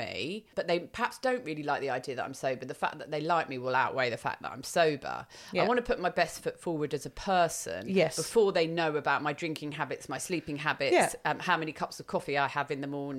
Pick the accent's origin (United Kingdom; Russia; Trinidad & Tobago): United Kingdom; England; I also don't put on there that I'm English.